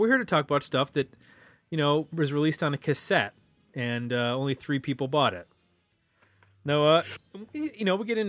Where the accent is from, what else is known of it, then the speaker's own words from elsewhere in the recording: Buffalo, New York, United States; I had heard of them because of growing up in Buffalo.